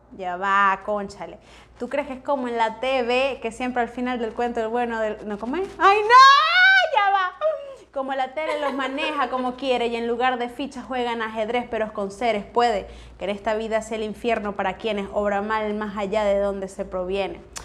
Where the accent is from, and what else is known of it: Venezuela